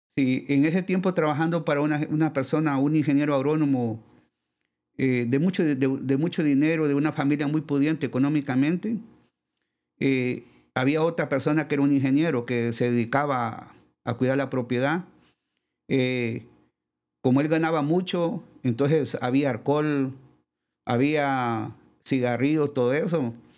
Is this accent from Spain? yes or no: no; Lepaera, Lempira, Honduras; yo soy de Le, Paguera Lempira, eh, somos, yo soy el primogénito de, la familia